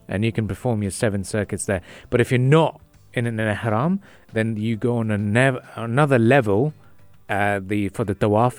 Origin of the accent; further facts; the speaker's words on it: Jeddah, Makkah Province, Saudi Arabia; now in United Arab Emirates; I was born in Saudi Arabia